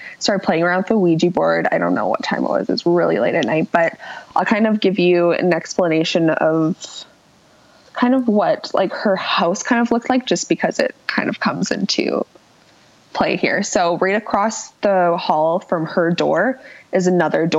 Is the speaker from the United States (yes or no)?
no; Calgary, Alberta, Canada; I'm from Calgary, born and raised, still live here.